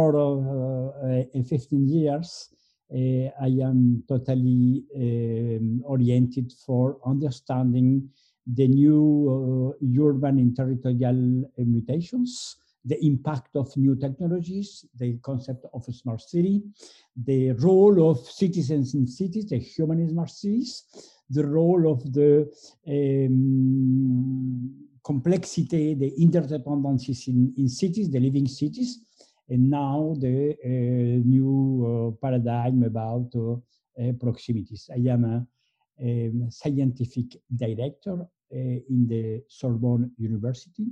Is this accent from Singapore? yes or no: no; Colombia; moved away as an adult; now in Paris, France; I was born in Colombia, in South America, and I arrived in France when I was 20.